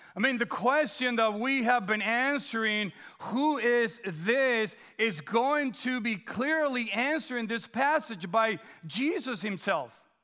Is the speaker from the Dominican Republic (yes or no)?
yes; Dominican Republic; moved away; also born or lived in Guam; growing up in the Dominican Republic